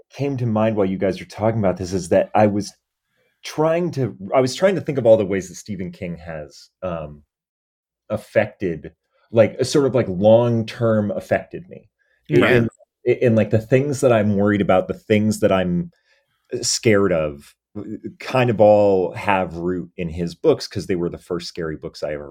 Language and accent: English; New England, United States; because I'm from New England and I've been